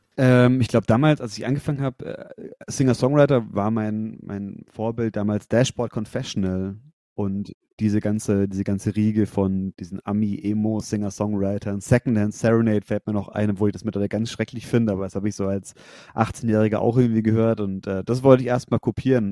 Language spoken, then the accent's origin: German; Nuremberg–Fürth area, Bavaria, Germany; wir kommen alle aus der Ecke Nürnberg, Fürth